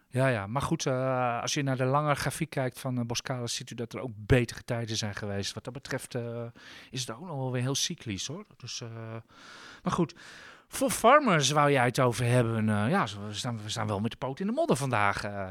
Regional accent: Amsterdam, North Holland, Netherlands; zeg ik als Amsterdammer

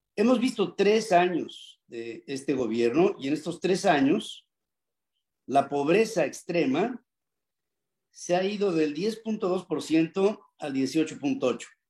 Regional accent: Mexico

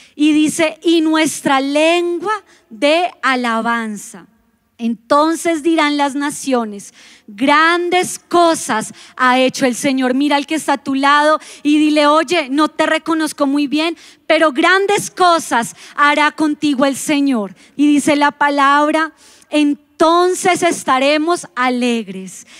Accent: Colombia; lo vamos a decir como buenos colombianos

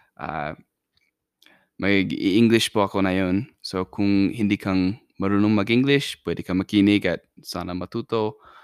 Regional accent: Idaho, United States; Tagalog is a second language; also born or lived in Philippines; Amerikano ako. At um, nanatira ako na yun sa, sa Idaho, sa, sa US

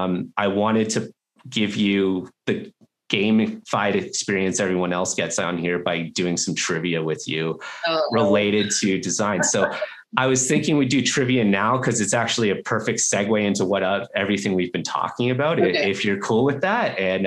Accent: Canada; also born or lived in Vancouver / Australia; now in Denver, United States; And then I am Canadian. And so I went to school in Vancouver and then I wanted to travel and I ended up playing hockey and living in Australia for a couple of years. And now I'm in Denver, Colorado.

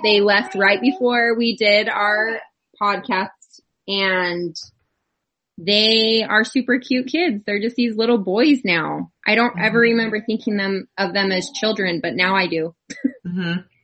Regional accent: Idaho, United States; we're from Idaho

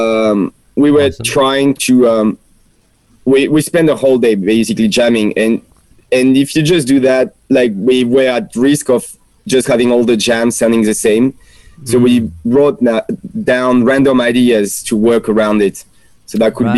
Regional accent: France; accent: French; English is a second language; moved away as an adult; now in Australia; it's my French accent. I can't really hide it despite 5 years here

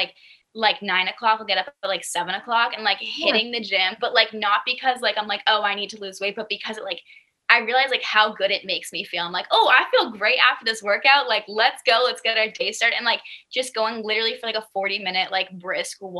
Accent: Boston, Massachusetts, United States; moved away; the Boston area, which is originally where I'm from. So when he reached out to me, I was like, oh my gosh, we're both from Boston

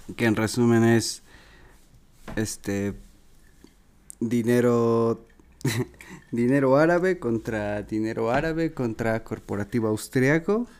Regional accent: Mexico; los mexicanos parecemos turcos

